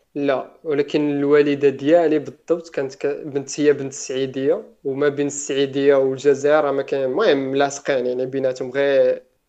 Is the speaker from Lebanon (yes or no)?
no; Oujda, Oriental, Morocco